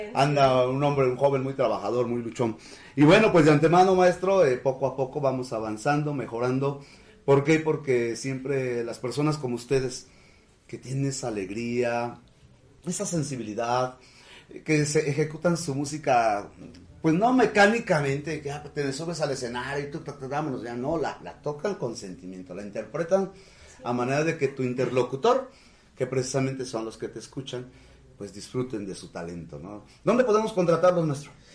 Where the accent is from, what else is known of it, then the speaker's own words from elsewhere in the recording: Huamantla, Tlaxcala, Mexico; mi pueblo, que es Huamantla, sino de todo el estado de, Tlaxcala